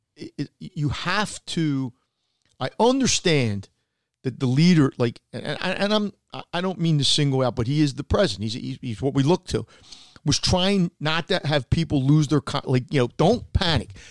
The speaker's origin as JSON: {"language": "English", "country": "United States"}